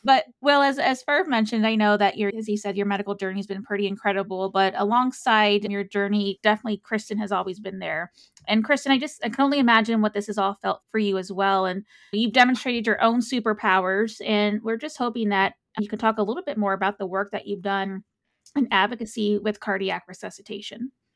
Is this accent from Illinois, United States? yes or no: no; San Antonio, Texas, United States; I'm a Texas native